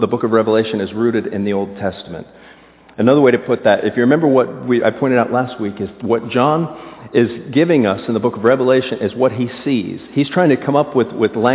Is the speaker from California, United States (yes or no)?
no; South Florida, United States; moved away; I was raised in South Florida